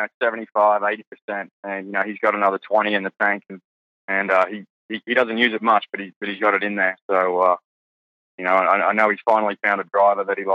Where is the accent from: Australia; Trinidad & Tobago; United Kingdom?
Australia; accent: Australian; my Australian accent